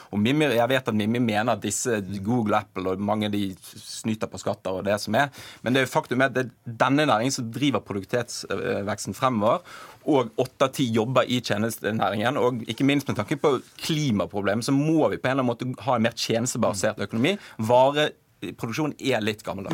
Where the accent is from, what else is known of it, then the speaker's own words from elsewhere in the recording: Bergen, Vestland, Norway; jeg er fra Bergen selv